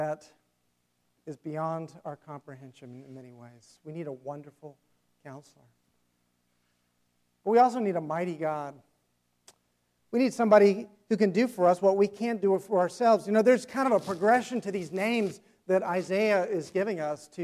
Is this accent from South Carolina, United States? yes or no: yes; South Carolina, United States; He pastored in a town where I grew up in South Carolina, or close to the town I grew up in.